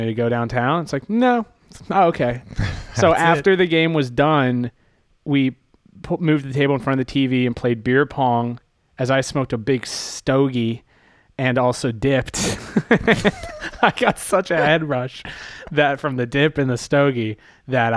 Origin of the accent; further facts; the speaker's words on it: Delaware County, outside of Philadelphia, Pennsylvania, United States; now in Los Angeles, United States; outside of Philadelphia